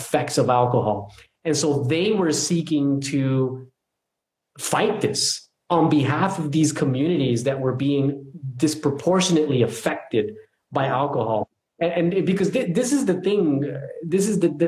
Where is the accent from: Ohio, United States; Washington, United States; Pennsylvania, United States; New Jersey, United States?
New Jersey, United States; I'm from New Jersey